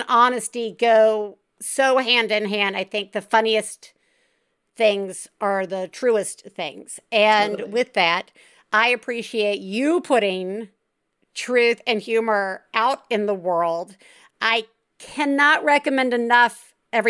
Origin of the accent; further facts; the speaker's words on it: Deep South, United States; growing up in the Deep South.